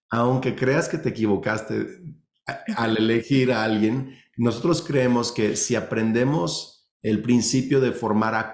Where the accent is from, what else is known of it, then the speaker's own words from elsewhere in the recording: Mexico; aunque los dos tenemos familias que crecimos en México, viven en México, pero nuestros papás son de Estados Unidos, somos biculturales, bilingües.